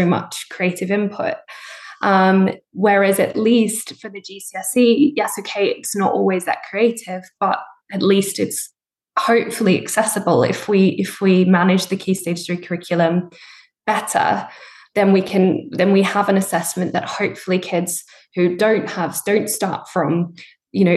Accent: Australia; moved away as an adult; now in United Kingdom; I grew up in Australia. I did all my A-levels equivalent there

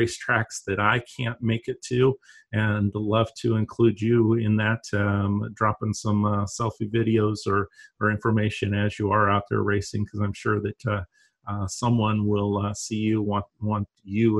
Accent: St. Petersburg, Florida, United States; here in my hometown area of Tampa Bay, St. Petersburg, Florida

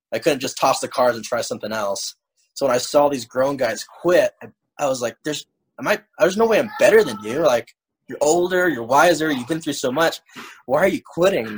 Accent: Hawaii, United States; while I was growing up in Hawaii

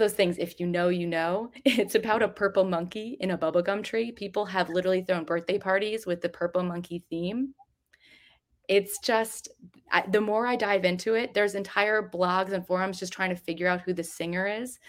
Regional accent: New Jersey, United States; I grew up in New Jersey

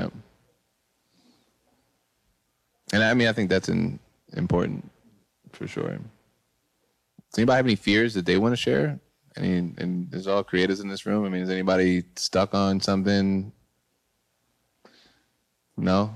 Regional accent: Boyds, Maryland, United States; moved away; also born or lived in New York; I'm originally from Boyds, Maryland, which is a very small town in Maryland. And it inspired me to move to New York

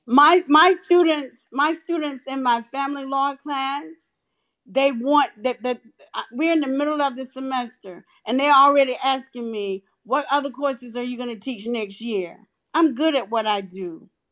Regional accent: North Carolina, United States; I'm from North Carolina

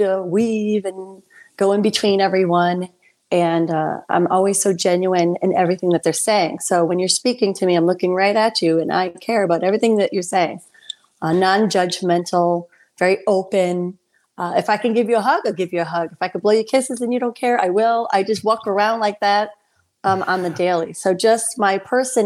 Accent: Saugerties, New York, United States; I am from Saugerties, New York

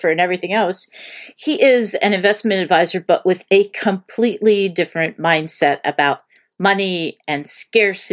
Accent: Erie, Pennsylvania, United States; I grew up in Erie, Pennsylvania

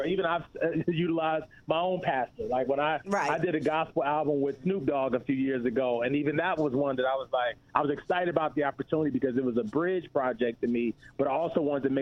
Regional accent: Virginia, United States; I'm from Virginia as well

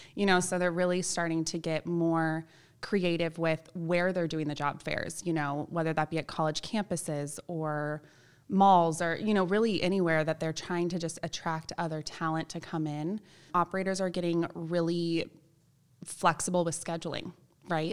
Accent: Palos Verdes, California, United States; also born or lived in Chico, California; part of this group called the National Charity League in my hometown in Palos Verdes

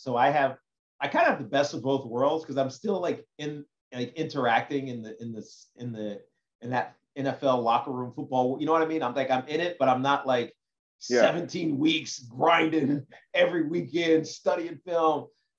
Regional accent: Southwest Virginia, United States; moved away; I grew up in Southwest Virginia

